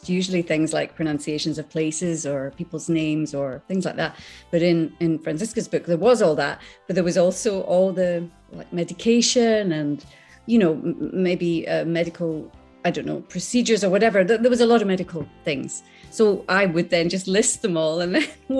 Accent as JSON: {"language": "English", "area": "Islay", "region": "Scotland", "country": "United Kingdom", "tie": "born or raised there", "also_born_or_lived": "Skegness, Lincolnshire, England", "moved": "yes", "said": "I remember being in school and I was brought up on Isla, and I went to a little tiny primary school"}